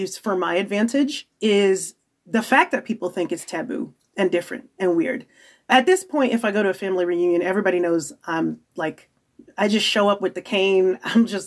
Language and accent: English; Nigeria; being Nigerian